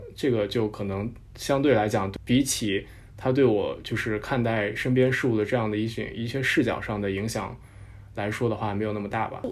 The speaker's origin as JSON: {"language": "Chinese", "town": "Nanyang", "region": "Henan", "country": "China", "tie": "born or raised there", "moved": "yes", "said": "我老家是河南南阳，然后我那边有一个县叫镇平"}